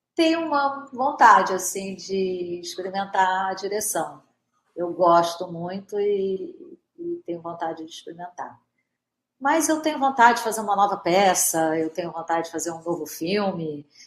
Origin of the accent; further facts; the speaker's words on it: Brazil; somos brasileiros